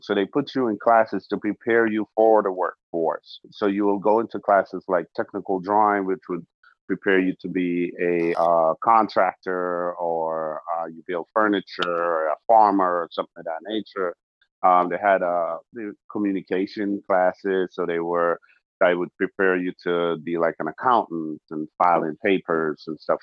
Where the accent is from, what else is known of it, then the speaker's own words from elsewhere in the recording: Georgetown, Demerara-Mahaica, Guyana; moved away; I was born in South America, Georgetown, Guyana